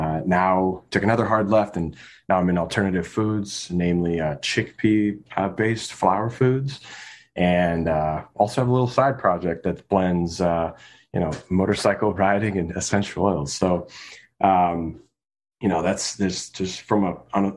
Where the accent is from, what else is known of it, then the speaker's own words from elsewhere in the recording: Chicagoland, Illinois, United States; also born or lived in Colorado; I grew up in Colorado and a little bit in mainly Chicagoland